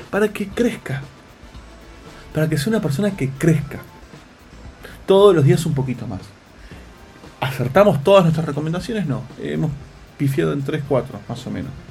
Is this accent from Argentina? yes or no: yes; Tandil, Buenos Aires Province, Argentina; yo soy de Tandil, ¿no?